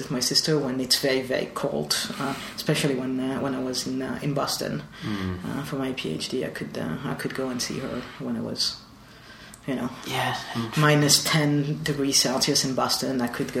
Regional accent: Marseille, Provence-Alpes-Côte d'Azur, France; moved away; Yeah, so I was born in Marseille.

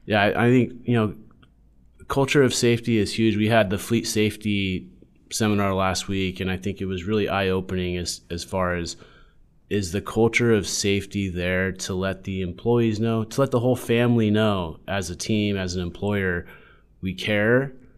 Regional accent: San Diego, California, United States; was born and raised in San Diego

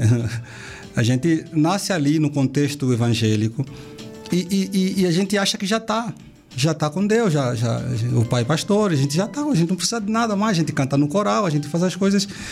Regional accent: Benguela, Angola; moved away as an adult; also born or lived in Ganda, Angola / Brazil; now in Europe; Sou de Benguela, sou menino do interior de Benguela, sou de uma cidade chamada Ganda, no interior de Benguela ainda, mais distante. Mas eu cresci em Benguela desde os 10 anos.

